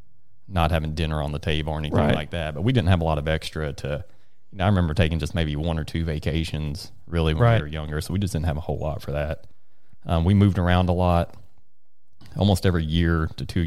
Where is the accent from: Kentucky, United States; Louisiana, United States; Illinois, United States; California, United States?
Kentucky, United States; Bowling Green; also born or lived in Horse Cave, Kentucky; Bowling Green, born and raised. Hometown boy.